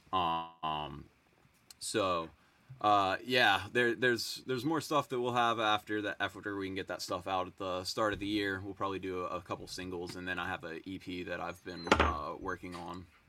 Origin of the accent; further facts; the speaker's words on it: Greensboro, North Carolina, United States; I grew up seeing them in Greensboro